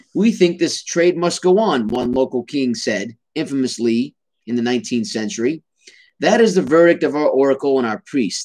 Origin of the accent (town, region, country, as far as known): United States